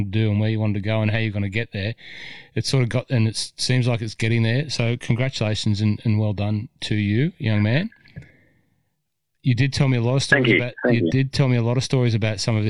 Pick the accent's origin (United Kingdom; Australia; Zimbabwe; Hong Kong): Australia; Cessnock, New South Wales; I was from Cessnock